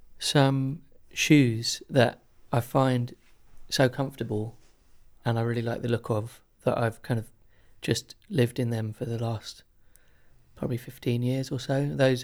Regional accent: Chiswick, London, United Kingdom; In Chiswick in London.

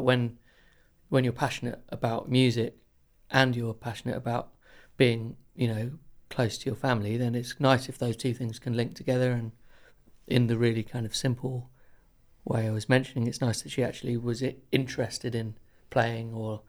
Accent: Chiswick, London, United Kingdom; In Chiswick in London.

